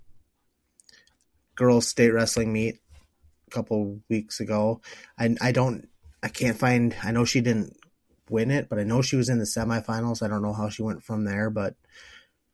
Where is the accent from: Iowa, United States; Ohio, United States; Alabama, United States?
Iowa, United States; Decorah; My hometown of Decorah